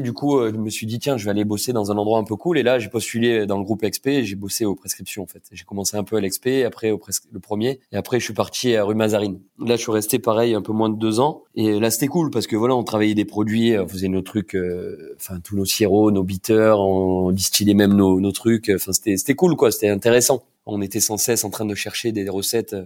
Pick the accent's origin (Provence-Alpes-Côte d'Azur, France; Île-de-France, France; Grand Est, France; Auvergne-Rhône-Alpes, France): Provence-Alpes-Côte d'Azur, France; Cassis; also born or lived in Marseille; now in Paris, France; j'ai grandi à Cassis